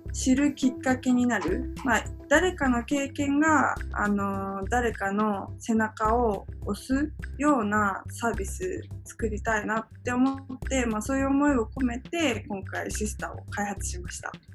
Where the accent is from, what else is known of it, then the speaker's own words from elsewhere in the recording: Japan; also born or lived in South Korea; 韓国生まれの日本育ちで3歳から日本に